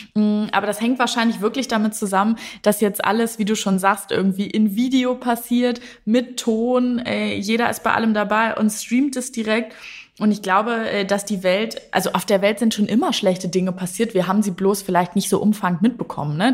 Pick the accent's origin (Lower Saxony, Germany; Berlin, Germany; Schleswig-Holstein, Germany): Lower Saxony, Germany; ich bin ja gebürtige Niedersächsin